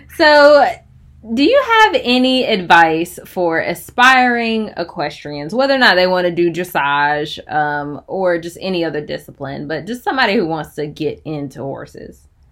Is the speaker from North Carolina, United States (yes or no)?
yes; Chapel Hill, North Carolina, United States; I'm from Chapel Hill, so I'm pretty sure we played like Cedar Grove in football